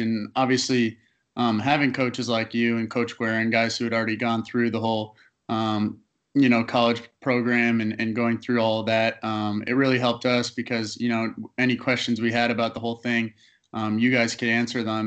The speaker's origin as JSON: {"language": "English", "country": "Canada", "said": "being a Canadian kid, um, playing in Canada was really important for um, draft purposes"}